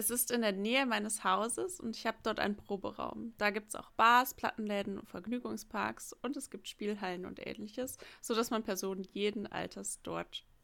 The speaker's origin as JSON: {"language": "German", "region": "Tokyo", "country": "Japan", "tie": "born or raised there", "second_language": "German", "said": "Ich wurde 1971 in Tokio geboren und lebe seitdem hier. Weder meine Eltern noch ich haben in einer anderen Stadt gelebt."}